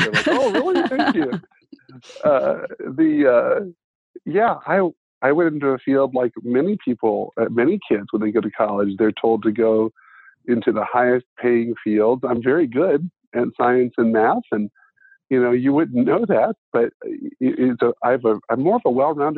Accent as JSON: {"language": "English", "town": "Ada", "region": "Ohio", "country": "United States", "tie": "born or raised there", "said": "There are 2,500 people in my hometown, and I graduated from a class of 73."}